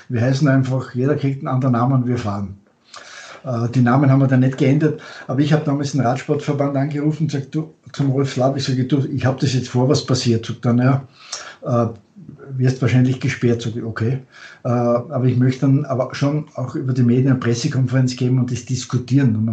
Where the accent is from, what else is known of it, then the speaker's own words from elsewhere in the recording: Austria; Als Österreicher, österreichisches Rad, mein erstes Rad